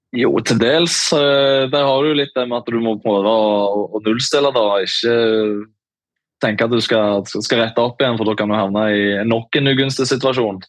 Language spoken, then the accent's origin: Norwegian; Sandnes, Rogaland, Norway; Jeg er jo fra, fra Sandnes